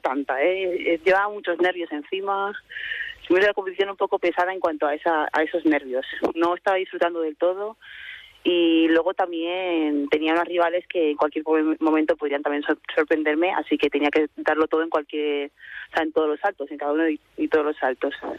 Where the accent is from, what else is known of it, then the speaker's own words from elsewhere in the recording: Castro Urdiales, Cantabria, Spain; moved away as an adult; also born or lived in Madrid / Brussels; now in Santander, Spain; me fui a Castro y ahí es donde me he criado, donde he crecido